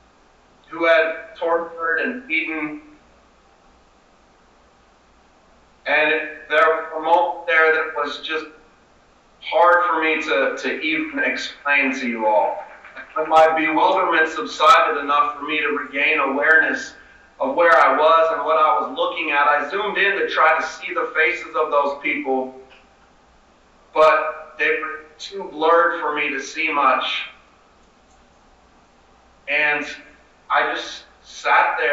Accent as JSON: {"language": "English", "town": "Seattle", "region": "Washington", "country": "United States", "tie": "born or raised there", "said": "I'm Skyping in here to you all from my hometown of Seattle, occupied Duwamish territory"}